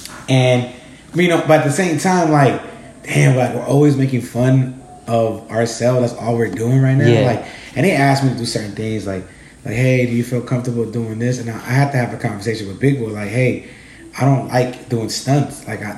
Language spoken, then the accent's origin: English; Los Angeles, California, United States; So that I'm from South Central.